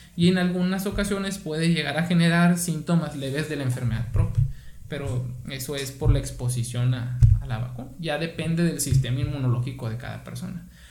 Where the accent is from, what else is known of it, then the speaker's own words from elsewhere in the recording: Guaymas, Sonora, Mexico; soy originario de aquí de Guaymas